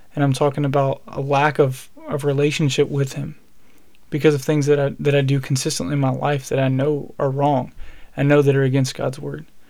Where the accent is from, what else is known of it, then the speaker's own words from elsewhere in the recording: Alabama, United States; I'm from Alabama and so we we we we eat good in the South